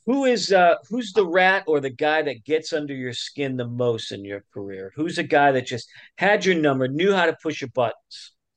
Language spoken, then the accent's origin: English; Tulsa, Oklahoma, United States; we're from Tulsa